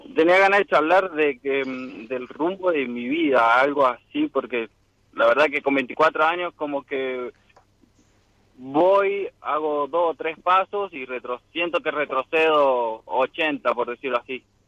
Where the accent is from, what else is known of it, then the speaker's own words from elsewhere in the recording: San Luis, Argentina; De acá de San Luis, capital